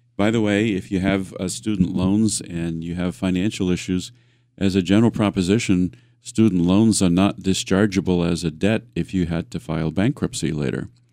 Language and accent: English; Worcester, Massachusetts, United States; I grew up in the Worcester area.